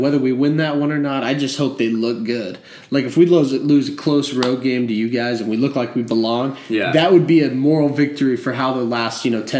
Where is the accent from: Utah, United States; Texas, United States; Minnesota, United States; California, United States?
Utah, United States; Salt Lake City; moved away; So, I'm from Salt Lake.